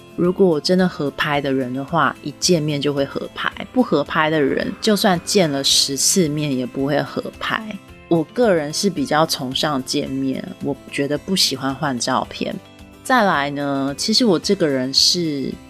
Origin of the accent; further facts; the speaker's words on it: Taiwan; 但毕竟我是一个台湾人